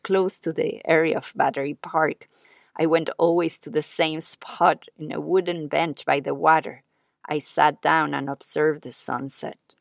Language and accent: English; Mexico; moved away; also born or lived in New York; growing up in Mexico